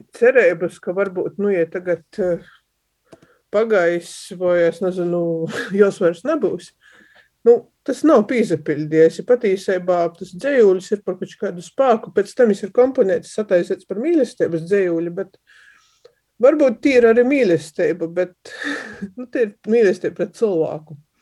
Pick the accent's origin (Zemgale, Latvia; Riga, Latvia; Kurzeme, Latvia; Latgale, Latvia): Latgale, Latvia; accent: Latgalian; first language Latgalian; Sātā mēs runājam latgaļiski par to, ka visiem tā bija vienkāršāk, visi runā latgaļiski, līdz ar to te ir mana, nu kā, pirmo vai otro vai vienīgo dzimto valodai